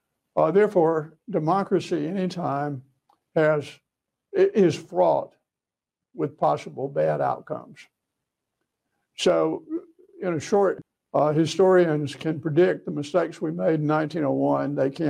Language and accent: English; Alabama, United States; also born or lived in Georgia; many of those years were in Georgia, where I was way ahead. And when I moved there from Alabama, I was so far behind, I didn't know how to catch up.